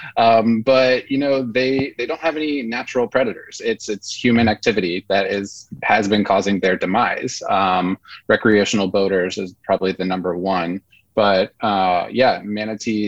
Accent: southern United States, Georgia, United States; being a seven-year-old growing up in Georgia, southern United States

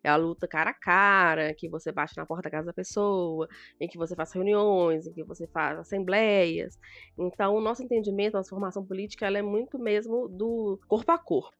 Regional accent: Belo Horizonte, Minas Gerais, Brazil; eu sou de Minas Gerais, Belo Horizonte

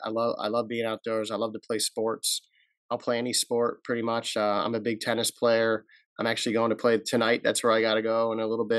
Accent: Rochester, New York, United States; moved away; I'm from Rochester

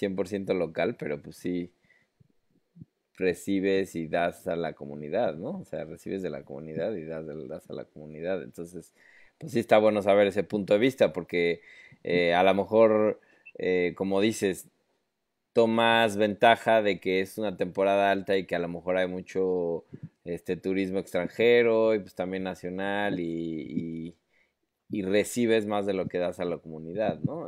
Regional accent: Mexico City, Mexico; nosotros como chilangos

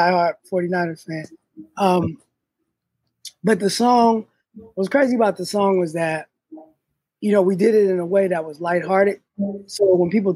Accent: Oakland, California, United States; born or raised there; also born or lived in Philadelphia, Pennsylvania

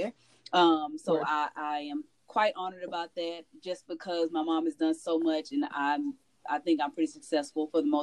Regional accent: Houston, Texas, United States; moved away as an adult; now in Salisbury, United States; I was born in Houston, Texas

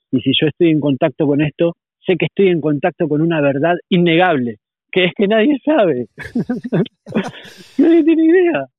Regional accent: Argentina; moved away as an adult; also born or lived in Uruguay; now in Spain; Soy argentino, sí, argentino. Argentino viví hasta los 23 años en Argentina, después me fui a Uruguay

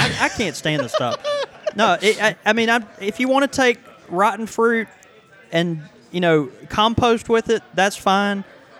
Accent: Houston, Texas, United States; now in Jackson, United States; And I'm from Houston, and, Houston has a really robust pipe community.

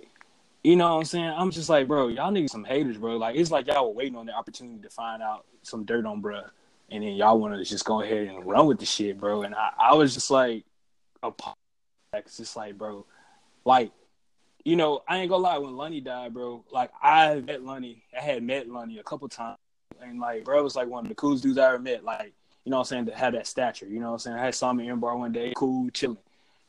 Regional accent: Byram, Mississippi, United States; now in Jackson, United States; I grew up in Byram

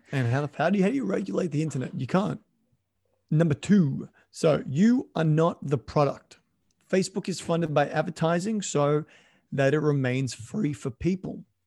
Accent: Australia; moved away as an adult; also born or lived in Canada; I'm an Australian living in Canada at the time.

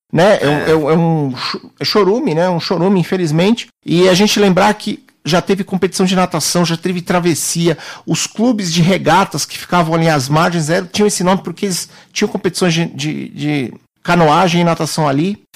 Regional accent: Brazil; enquanto brasileiro

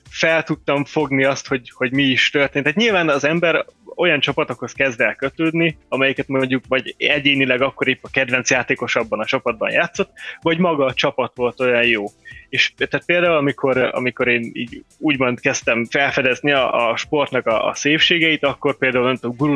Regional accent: Debrecen, Hajdú-Bihar, Hungary; amikor haza megyek Debrecenbe, mert debreceni vagyok, és akkor a, a nagymamáméknál szállok meg

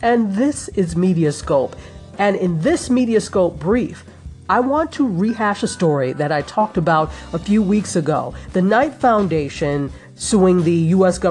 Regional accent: Nigeria; my home country of Nigeria

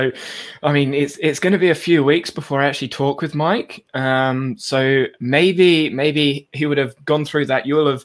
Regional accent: England, United Kingdom; I'm English

